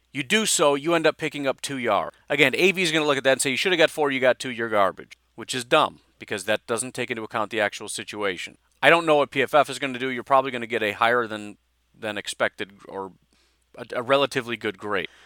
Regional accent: Illinois, United States; I grew up in Illinois

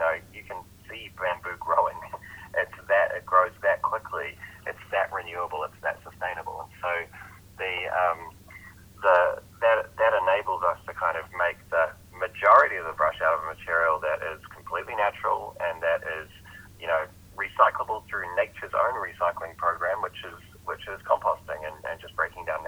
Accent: New Zealand; I'm a New Zealander

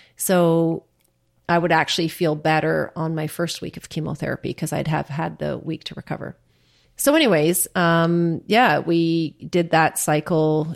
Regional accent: Churchill, Manitoba, Canada; now in Ottawa, Canada; 1962 when I was born in Churchill.

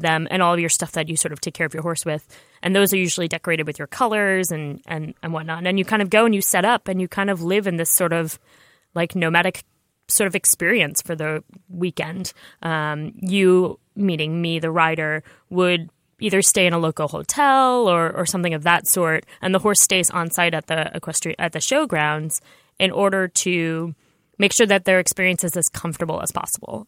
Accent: New York, United States; I grew up in New York where I didn't know how to drive a car until I was thirty years old

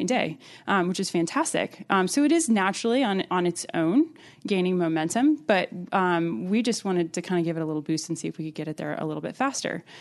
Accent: Alexandria, Virginia, United States; I'm originally from Virginia, and I was raised in Alexandria, right outside of D C.

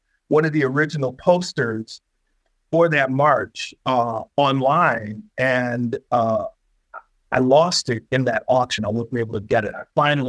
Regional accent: Detroit, Michigan, United States; I'm from Detroit, born and raised

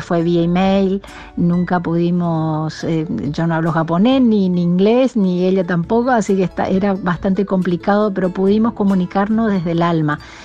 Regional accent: Corrientes, Argentina; soy correntina

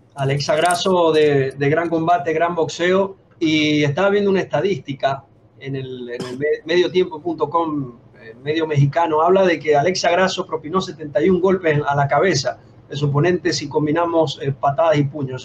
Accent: Venezuela; Yo como venezolano

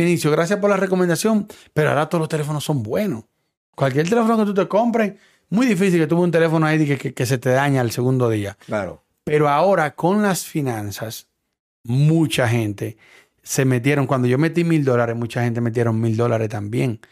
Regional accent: Dominican Republic; moved away; yo soy dominicano

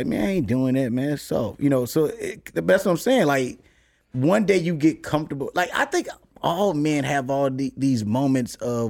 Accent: Chicago, Illinois, United States; I'm from Chicago. It's very segregated. It's very racist.

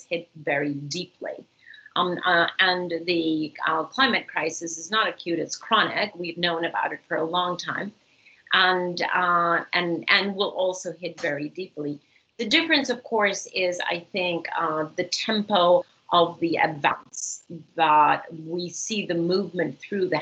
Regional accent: Costa Rica; in the very wonderful country of Costa Rica, my home country

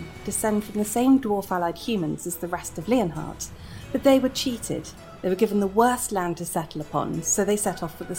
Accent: United Kingdom; in my home country of the UK

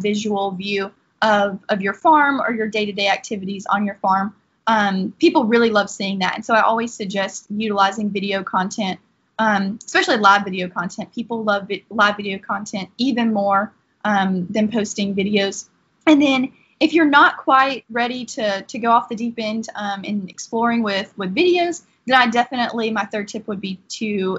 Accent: Laurel Hill, Florida, United States; also born or lived in Gainesville, Florida; I am from Laurel Hill, Florida

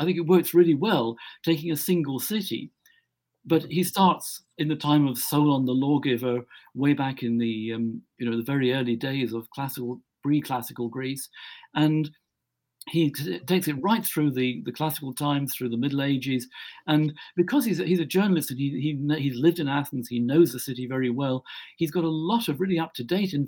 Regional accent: Scotland, United Kingdom; now in England, United Kingdom; I'm a Scot, and I come from Scotland. I live in England

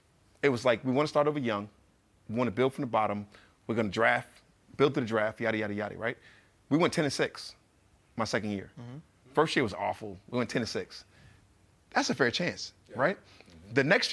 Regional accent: Newark, New Jersey, United States; also born or lived in Irvington, New Jersey; I'm from Newark, New Jersey. Mm-hmm. I went to school in Irvington, New Jersey. Like I'm from like the bottom.

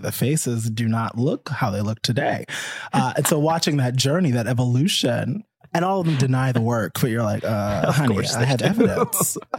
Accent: New York, United States; now in Los Angeles, United States; I'm from New York. New Yorkers don't fucking camp.

